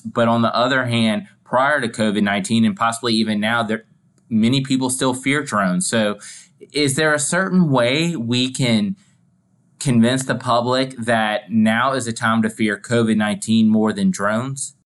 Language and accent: English; Louisiana, United States; my home state, Louisiana